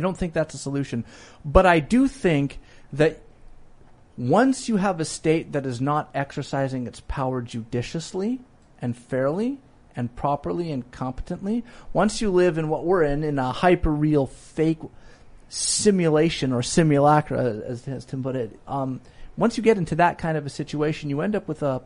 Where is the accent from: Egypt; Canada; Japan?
Canada; I'm Canadian